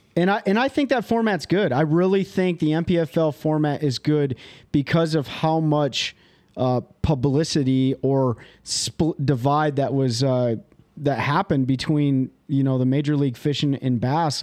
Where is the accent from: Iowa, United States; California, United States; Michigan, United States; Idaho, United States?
Michigan, United States; Kalamazoo; moved away; I am from Kalamazoo, Michigan originally